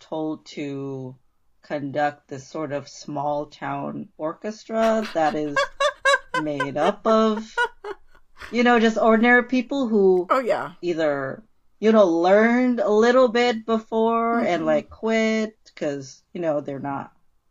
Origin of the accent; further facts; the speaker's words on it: Indonesia; moved away as an adult; I grew up mostly in Indonesia.